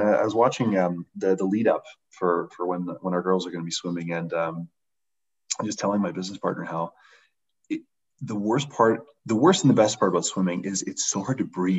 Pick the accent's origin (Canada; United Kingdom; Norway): Canada; London, Ontario; Yeah, I think London's been a very interesting city. When you kind of compare it to most across Canada, we seem to have a very strange density of retired athletes that end up being great coaches.